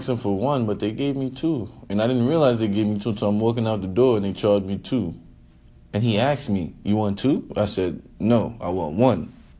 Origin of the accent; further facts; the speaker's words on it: New York City, New York, United States; because we're from Brooklyn and we're from New York